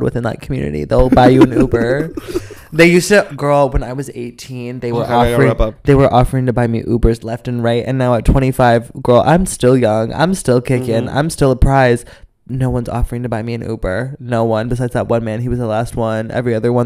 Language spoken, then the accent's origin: English; Midwest, United States; moved away; I'm from the Midwest